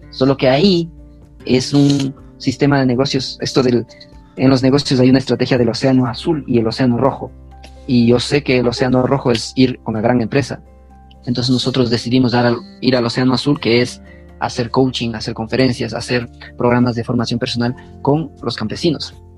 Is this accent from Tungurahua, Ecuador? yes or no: yes; Tungurahua, Ecuador; moved away as an adult; also born or lived in Honduras / Chibuleo; Tungurahua, que es la provincia de donde yo soy